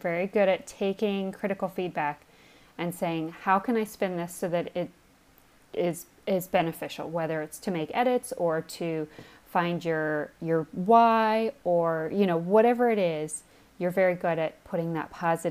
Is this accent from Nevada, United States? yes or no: yes; Las Vegas, Nevada, United States; moved away; Ashley, Joel, and I are all obviously not currently in, but from Las Vegas.